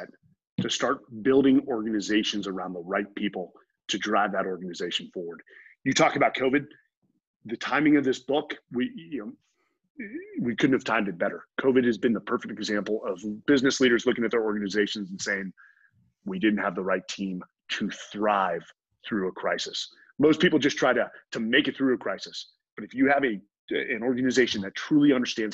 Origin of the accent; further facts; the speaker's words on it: Bay Area, California, United States; moved away as an adult; I came from the Bay Area and I came from a pretty affluent area